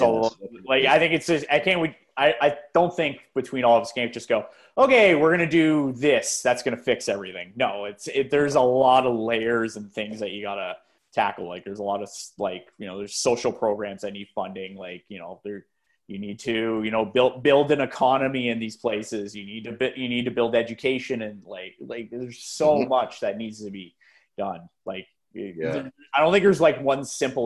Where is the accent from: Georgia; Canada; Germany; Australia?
Canada; Brampton, Ontario; I'm from Brampton as well.